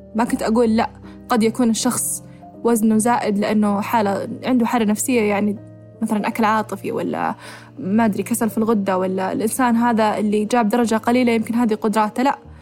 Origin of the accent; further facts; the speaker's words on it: Saudi Arabia; احنا عندنا بالسعوديه